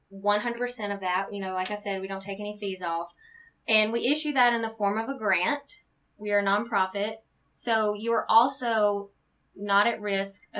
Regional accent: Alabama, United States; moved away as an adult; now in Omaha, United States; we're originally from Alabama

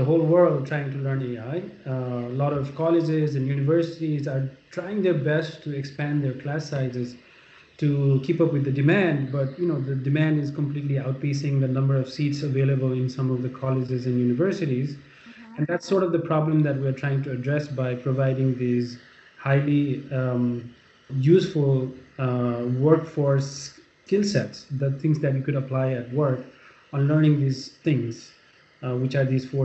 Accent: Nepal; moved away as an adult; now in New York, United States; I grew up in Nepal, a developing country

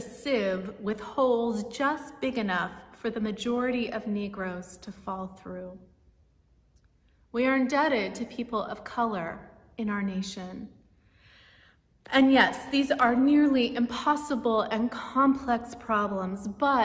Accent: Martinez, California, United States; Places like Martinez, where I grew up in the East Bay

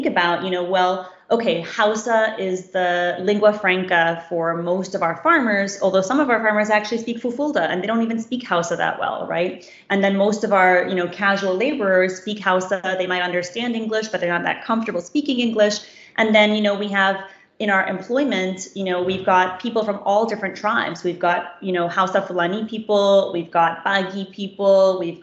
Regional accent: East Coast, United States; moved away as an adult; now in Nigeria; I'm from the East Coast in America

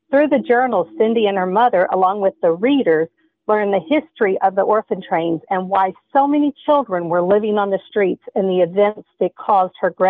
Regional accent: Kentucky, United States; born there; now in Michigan, United States; I live in Michigan. I was born in Kentucky

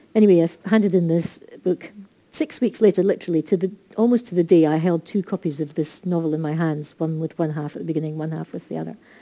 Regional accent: Scotland, United Kingdom; we are Scottish

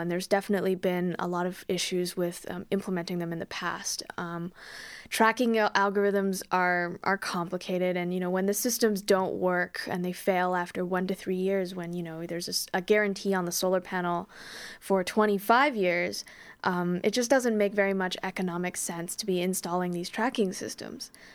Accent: Calgary, Alberta, Canada; moved away; I'm actually originally from Calgary

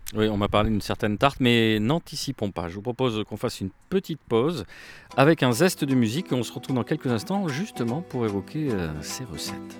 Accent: Tunisia; moved away; dans mon enfance en Tunisie

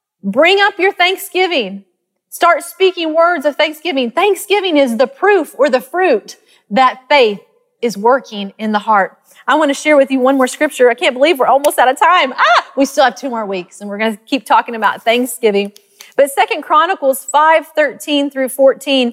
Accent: Arkansas, United States; accent: country; moved away as an adult; also born or lived in Texas; I grew up in Arkansas, and we lived by this peach orchard

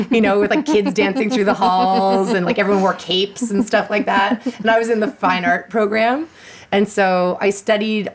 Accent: Ottawa, Ontario, Canada; I grew up in Ottawa

